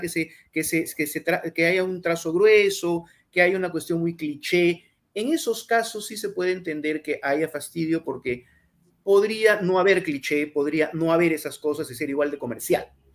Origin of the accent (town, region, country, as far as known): Peru